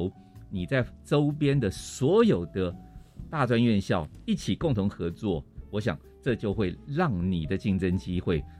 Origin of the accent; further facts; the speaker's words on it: Hualien, Hualien County, Taiwan; 我刚刚讲我来自花莲，